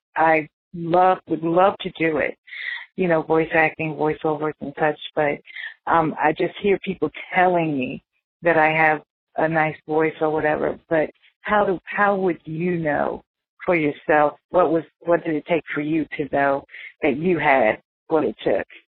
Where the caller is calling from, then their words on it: Rock Hill, South Carolina, United States; I'm calling from Rock Hill, South Carolina.